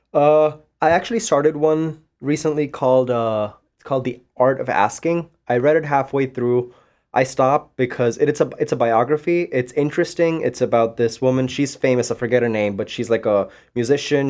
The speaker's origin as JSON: {"language": "English", "country": "Panama", "also_born_or_lived": "India / Florida", "second_language": "English", "moved": "yes", "lives_now": "Saint Louis, United States", "said": "I'm from Panama. I've lived in India. I've lived in Florida."}